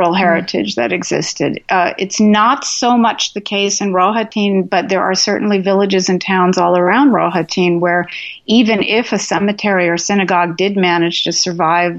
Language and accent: English; West Coast, United States; an American Jew, especially a West Coast American Jew